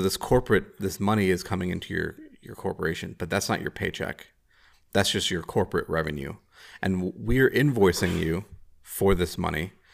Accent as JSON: {"language": "English", "town": "Chicago", "region": "Illinois", "country": "United States", "said": "I'm a Chicagoan"}